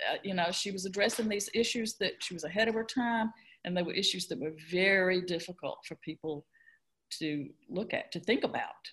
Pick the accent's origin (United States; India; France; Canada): United States; Buena Vista, Georgia; now in Columbus, United States; I grew up in Buena Vista, 35 miles away, so I didn't grow up in Columbus proper